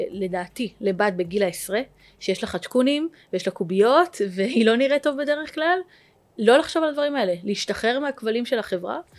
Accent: Jerusalem, Jerusalem District, Israel; אני גדלתי בירושלים, אה, למשפחה דתית

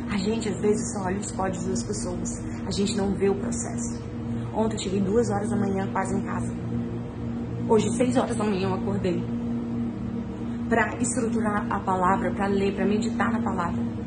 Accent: Rio de Janeiro, Brazil; moved away; Eu e meu marido, nós viemos de Bangu, meus, nossos pais moram lá

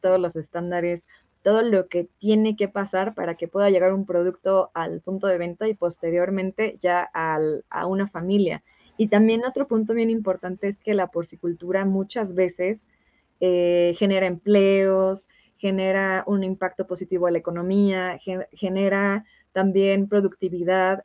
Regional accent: Michoacán, Mexico; yo soy de Michoacán

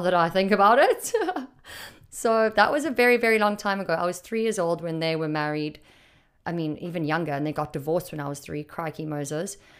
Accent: Durban, KwaZulu-Natal, South Africa; moved away; I was raised in Durban.

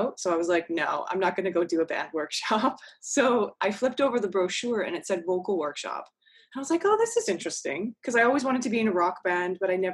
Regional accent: Fraser Valley, outside Vancouver, British Columbia, Canada; moved away; I grew up out west. So outside of Vancouver, about an hour or so in the Fraser Valley

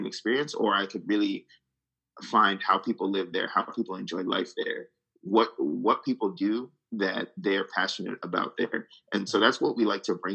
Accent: Greece; yeah, we're, we're all Greek and we're all from Imos

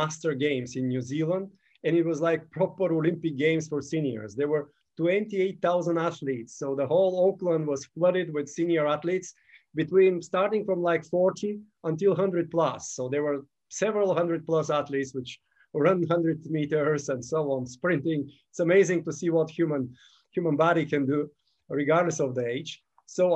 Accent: Gabrovo, Gabrovo Province, Bulgaria; moved away; also born or lived in Sofia, Bulgaria; When I was 15, I started javelin in my hometown, Gabrovo, Bulgaria

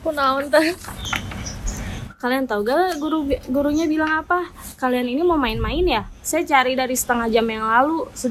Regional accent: Bandung, West Java, Indonesia; Kalau aku sih asalnya Bandung dan ada urban legend namanya hantu Nancy.

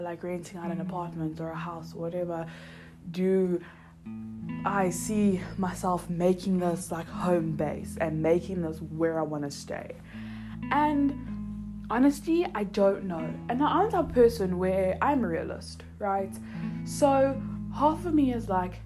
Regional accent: Johannesburg, Gauteng, South Africa; moved away; also born or lived in Cape Town; I grew up in Joburg

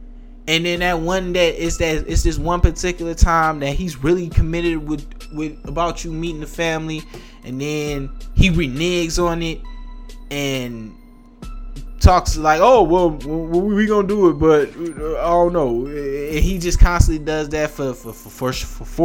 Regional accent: United States

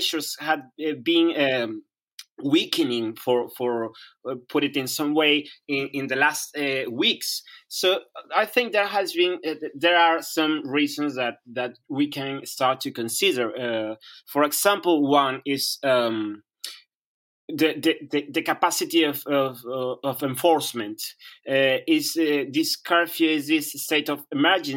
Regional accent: Sullana, Piura, Peru; I am not from Lima, that is the capital of Peru, but from the north of Peru, from a little city called Sullana in the Piura region

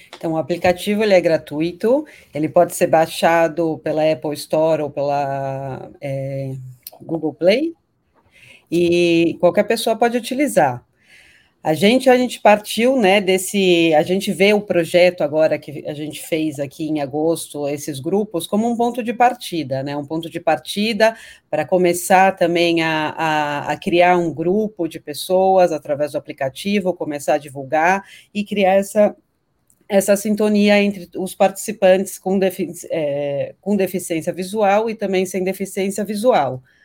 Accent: São Paulo, Brazil; Eu cresci aqui em São Paulo, sou paulistana

